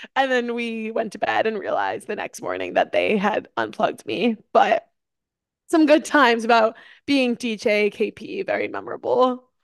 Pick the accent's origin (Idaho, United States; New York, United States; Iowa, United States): New York, United States; growing up in New York, I had, like, the fall vibe